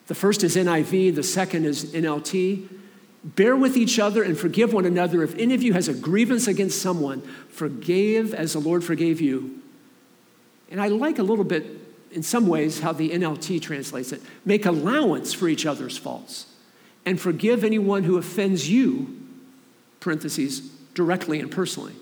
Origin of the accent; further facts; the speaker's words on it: Columbus, Ohio, United States; moved away as an adult; also born or lived in Michigan; I grew up in Columbus, Ohio. I moved to Michigan in 1991